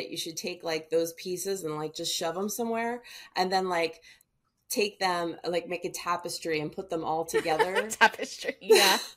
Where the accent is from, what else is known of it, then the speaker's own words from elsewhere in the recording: California, United States; But the thing is, I am from California.